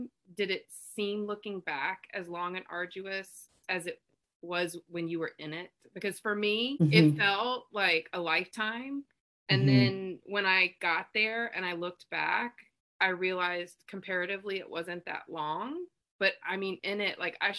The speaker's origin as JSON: {"language": "English", "town": "Birmingham", "region": "Alabama", "country": "United States", "said": "I'm from Birmingham, Alabama."}